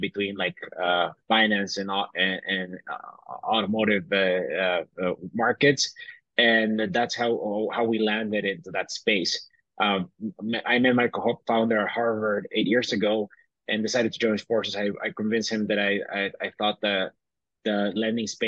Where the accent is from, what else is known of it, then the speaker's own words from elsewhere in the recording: Bolivia; moved away as an adult; also born or lived in Tennessee; I grew up in Bolivia. I was born in Tennessee, but I was raised my entire life in Bolivia.